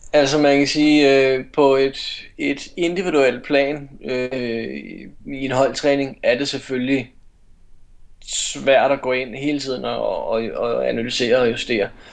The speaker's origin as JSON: {"language": "Danish", "area": "North Zealand", "region": "Capital Region of Denmark", "country": "Denmark", "also_born_or_lived": "Herlev / Aarhus / Esbjerg", "lives_now": "Copenhagen, Denmark", "said": "jeg er fra Nordsjælland, så flyttede jeg tilbage til København"}